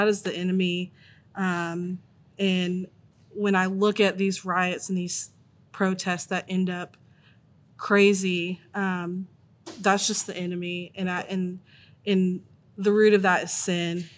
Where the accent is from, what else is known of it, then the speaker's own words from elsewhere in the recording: Tennessee, United States; also born or lived in Virginia; born in Virginia, but I've lived in Tennessee most of my life